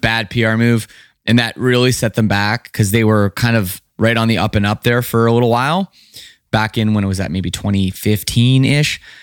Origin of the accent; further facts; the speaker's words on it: Canada; growing up in Canada